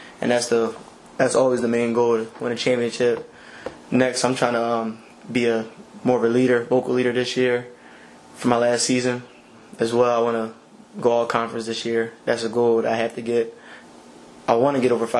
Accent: Philadelphia, Pennsylvania, United States; I'm from Philly

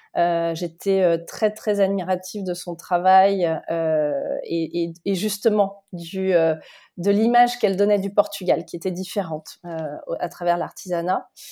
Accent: Lyon, Auvergne-Rhône-Alpes, France; je suis de Lyon euh, et je suis euh, donc née en France, mais d'origine portugaise

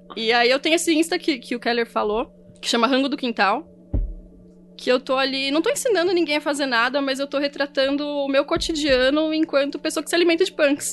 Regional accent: São Paulo, Brazil; Eu sou paulista e é biscoito

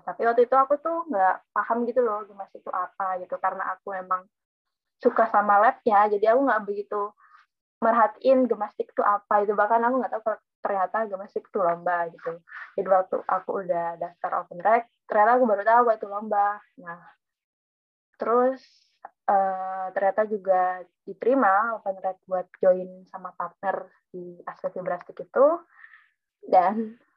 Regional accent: Probolinggo, East Java, Indonesia; Aku dari, asalku dari Probolinggo dan aku teknik fisika angkatan 2019.

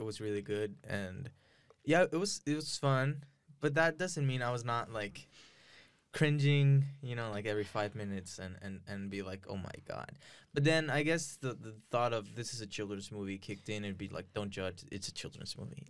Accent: Ciudad Juárez, Chihuahua, Mexico; also born or lived in El Paso, Texas, United States; now in Austin, United States; I'm from El Paso. I was raised in Juarez.

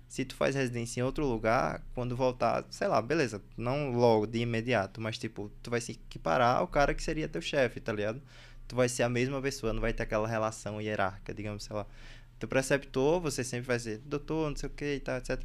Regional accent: Recife, Pernambuco, Brazil; accent: Recife; moved away as an adult; also born or lived in Bahia; now in São Paulo, Brazil; eu morei em Recife porque eu fui fazer ensino médio lá, mas tipo, eu nasci na Bahia

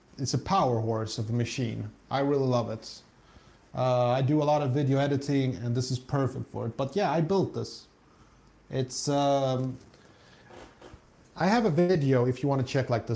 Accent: Stockholm, Stockholm County, Sweden; moved away as an adult; now in south of Sweden, Sweden; I grew up in Stockholm

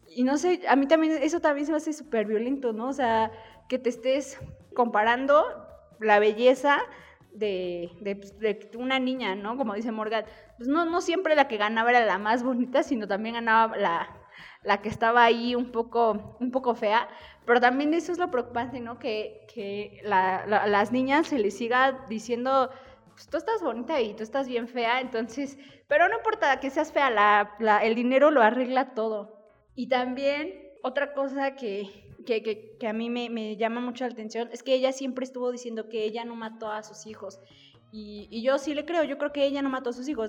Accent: Mexico; nosotros eh, como mexicanos

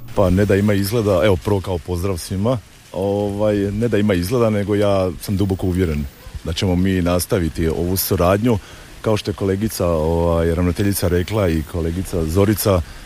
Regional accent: Gorjani, Osijek-Baranja County, Croatia; kod nas u Gorjanima

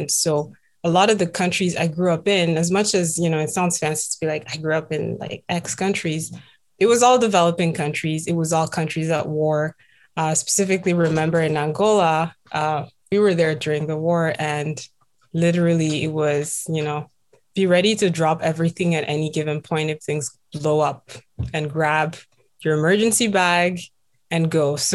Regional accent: Burkina Faso; also born or lived in Central Africa / Southern Africa; now in Toronto, Canada; I am originally from Burkina Faso um, and grew up around several countries in Africa, um, mostly Central and Southern.

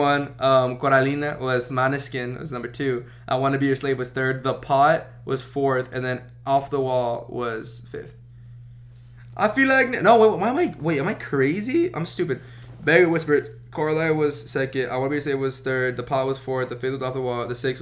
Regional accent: McAllen, Texas, United States; I'm not even from San Diego, bro. El Vato Cabrón de McAllen

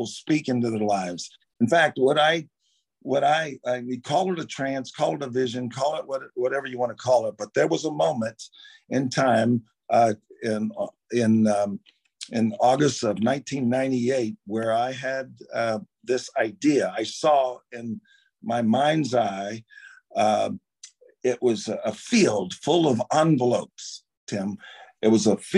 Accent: Baton Rouge, Louisiana, United States; Grew up in Baton Rouge

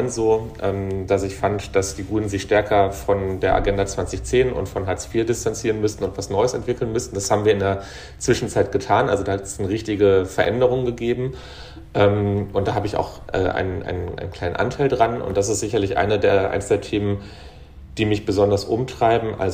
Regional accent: North Rhine-Westphalia, Germany; aber so emotional und auch von dem, wo ich herkomme, also als Kind des Ruhrgebiets, ähm, als jemand, ähm, also mein Großvater war auf der Krokerei

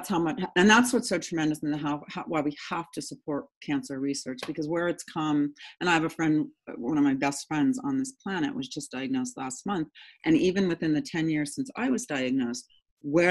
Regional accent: San Diego, California, United States; I grew up in San Diego

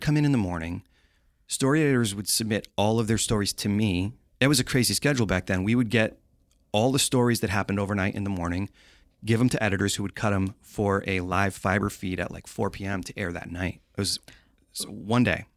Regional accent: Londonderry, New Hampshire, United States; now in Los Angeles, United States; I grew up in Londonderry, New Hampshire.

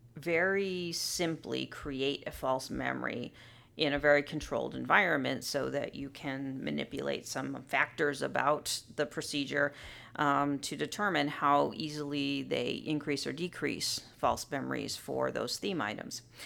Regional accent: Southern California, United States; moved away as an adult; now in Illinois, United States; I grew up in Southern California, um, very close to Disneyland

